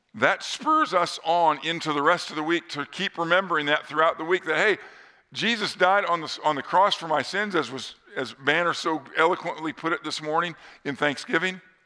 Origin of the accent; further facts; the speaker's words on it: northern Indiana, United States; near my hometown in northern Indiana